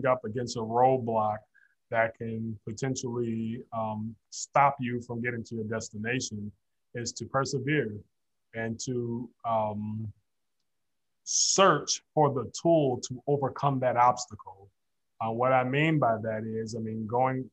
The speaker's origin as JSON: {"language": "English", "town": "Detroit", "region": "Michigan", "country": "United States", "tie": "born or raised there", "said": "I'm born and raised in Detroit, Michigan, grew up on the West Side, product of Detroit Public Schools"}